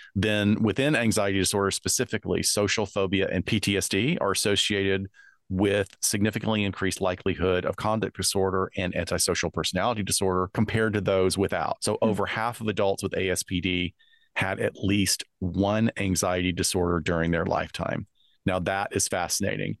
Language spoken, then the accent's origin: English; United States; I'm from the US